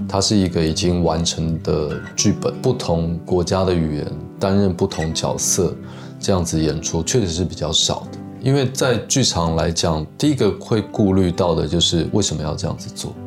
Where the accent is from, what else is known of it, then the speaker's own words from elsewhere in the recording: Taiwan; 只有我一个台湾人